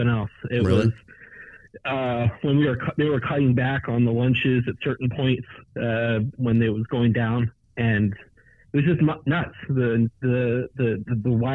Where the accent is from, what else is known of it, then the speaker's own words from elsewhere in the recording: Ohio, United States; moved away as an adult; also born or lived in San Francisco; now in Tennessee, United States; I was born and raised in Ohio.